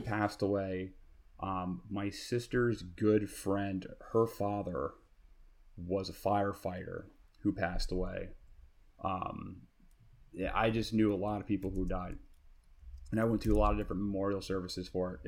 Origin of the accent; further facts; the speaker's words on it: New York City, New York, United States; I grew up in Queens